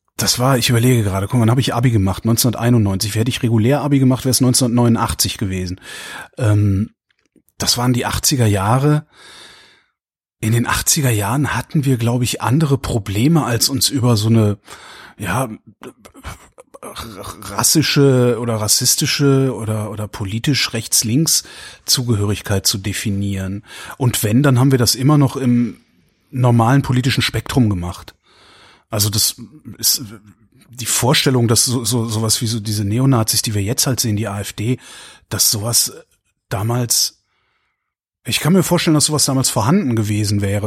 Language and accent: German; Erftstadt, North Rhine-Westphalia, Germany; ich bin aufgewachsen im Rheinland. Also das ist in der Köln